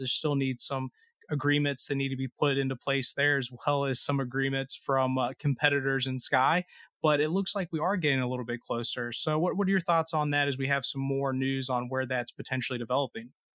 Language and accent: English; Cincinnati, Ohio, United States; my hometown Cincinnati